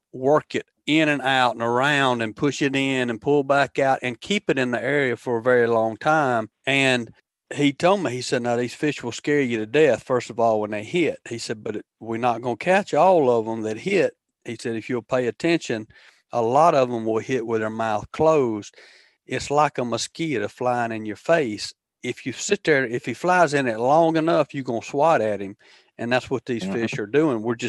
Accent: Demopolis, Alabama, United States; I grew up over in Demopolis, Alabama

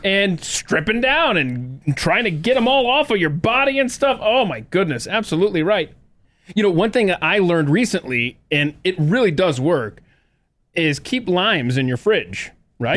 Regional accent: the South, United States; any child growing up in the South

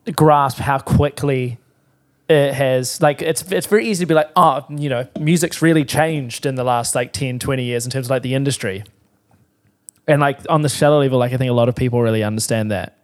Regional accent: Timaru, Canterbury, New Zealand; I grew up in Timaru

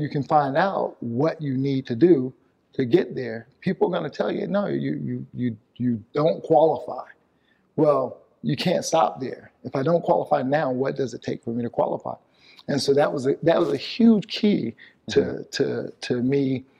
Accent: the South, United States; I grew up in the South. And there was a lot of racism during the time that I grew up.

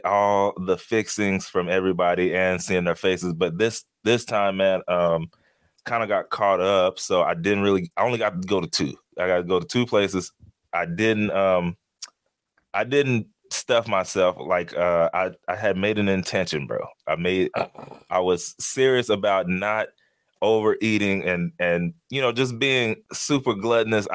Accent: Texas, United States; I'm from Texas

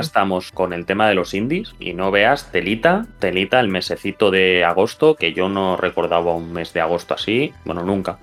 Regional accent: Catalonia, Spain; soy catalán

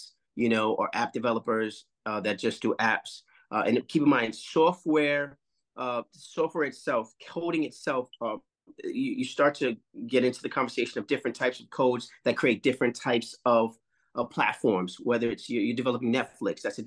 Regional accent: New York City, New York, United States; also born or lived in North Carolina / Los Angeles / India; I'm from Harlem

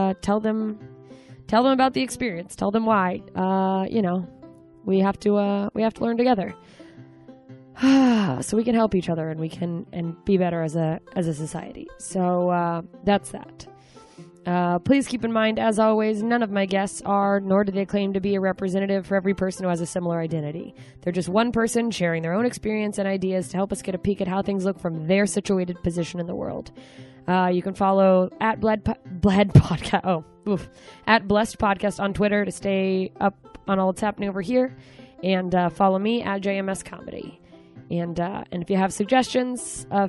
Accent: Anchorage, Alaska, United States; moved away as an adult; now in Los Angeles, United States; I'll be in Anchorage, Alaska this week, back in my hometown.

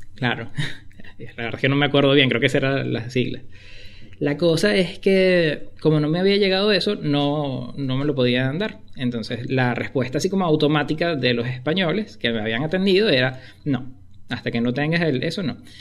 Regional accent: Caracas, Capital District, Venezuela; moved away as an adult; also born or lived in Spain; now in Argentina; como buen caraqueño

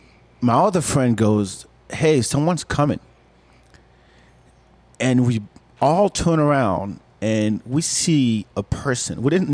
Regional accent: Senegal; now in Austin, United States; In case you haven't met me, I'm originally from Senegal, West Africa.

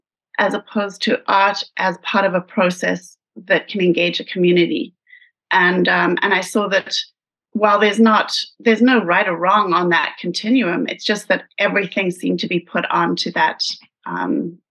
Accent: South Africa; moved away; my growing up in South Africa

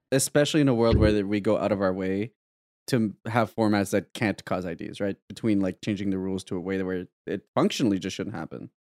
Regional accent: Canada; as a Canadian

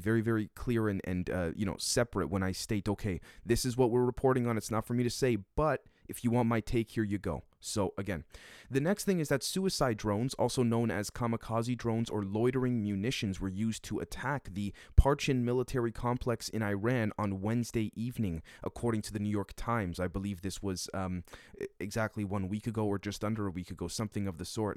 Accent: Canada; as a Canadian

